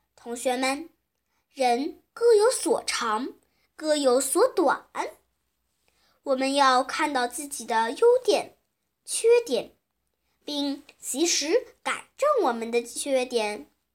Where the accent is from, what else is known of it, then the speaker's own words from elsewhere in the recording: Shanxi, China; 我是来自山西的